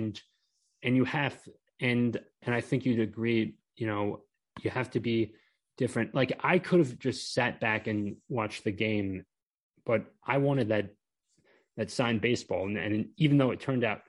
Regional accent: Maryland, United States; I grew up in Maryland and graduated from college in Towson

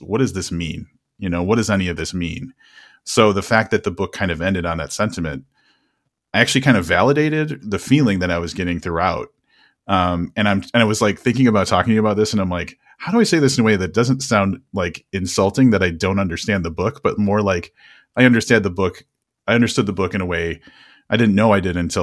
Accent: United States; as Americans

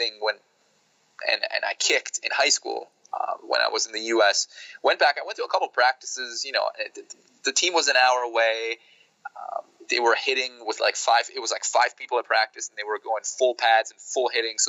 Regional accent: Germany; moved away as an adult; also born or lived in Northeast Pennsylvania / Ithaca; now in United States; I'm not from the U.S. I'm originally from Germany.

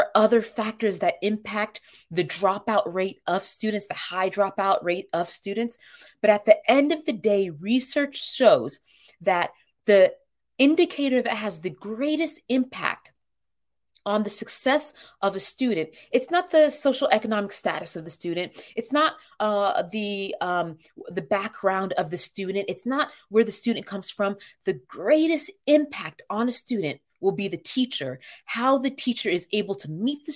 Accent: Cap-Haïtien, Nord, Haiti; born in Cap Haitian, my people are struggling

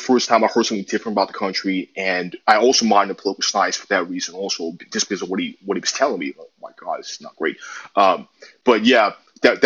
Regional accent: New York City, New York, United States; I also grew up in New York City, as you can tell by my accent.

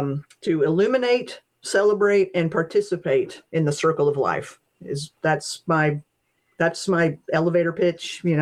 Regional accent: Appalachia, United States; My great grandmother told stories. That's just part of, you know, growing up in Appalachia, you know

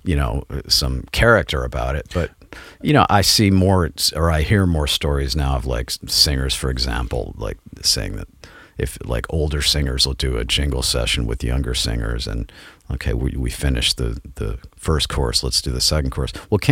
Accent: San Diego, California, United States; moved away as an adult; also born or lived in New York; when I was growing up in San Diego, there was a company there called Network Music

